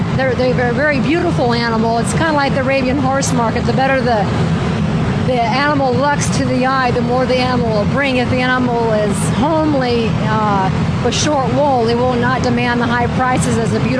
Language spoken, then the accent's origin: English; Bend, Oregon, United States; Bend, Oregon.